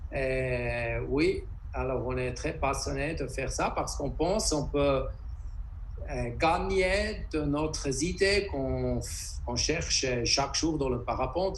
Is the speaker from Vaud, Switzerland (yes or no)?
no; Interlaken, Bern, Switzerland; Je suis de Interlaken en Suisse